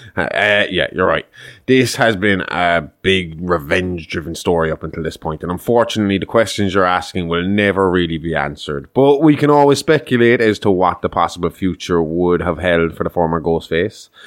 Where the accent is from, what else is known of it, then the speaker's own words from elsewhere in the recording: Kerry, Munster, Ireland; I'm from Kerry